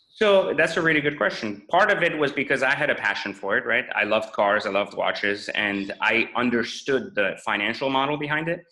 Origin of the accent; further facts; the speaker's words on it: France; English is a second language; moved away; also born or lived in Iran / Los Angeles, United States / Washington, DC, United States; I grew up in in France after escaping Iran's revolution, uh, and then in France it was really uh, just more of a trying to learn the language and fit in. And then I moved